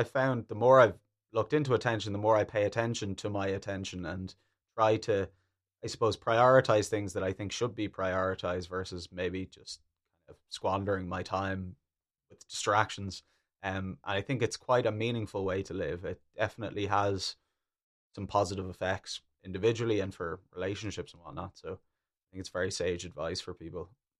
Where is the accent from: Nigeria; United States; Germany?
Germany; I'm from Germany.